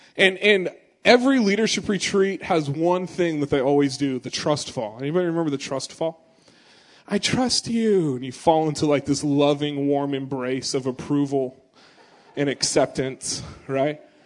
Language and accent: English; Gresham, Oregon, United States; I was born in Gresham, it's a suburb of Portland